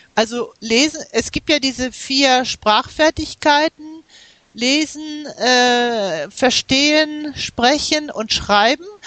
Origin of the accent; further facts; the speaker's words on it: Germany; also born or lived in United States; meine Familie, die ist äh, äh, nach Amerika umgezogen, als ich äh, sieben Jahre alt war. Wir, wir haben zwei Jahre in den USA gelebt und dort bin ich auch in die Grundschule gegangen. Und später sind wir nach Deutschland zurückgekehrt